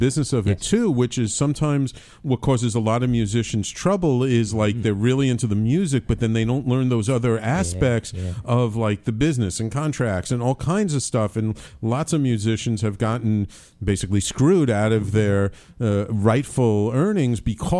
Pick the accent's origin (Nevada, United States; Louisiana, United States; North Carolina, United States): Louisiana, United States; New Orleans; I mean, and growing up in New Orleans it's like music is just everywhere. It's coming out of the walls.